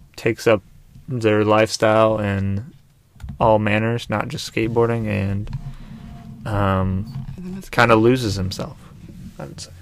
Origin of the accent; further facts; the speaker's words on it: Missouri, United States; I grew up in Missouri